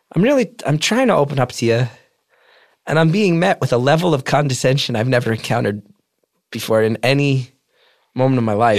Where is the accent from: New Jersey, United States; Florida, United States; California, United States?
New Jersey, United States; I'm this guy from Jersey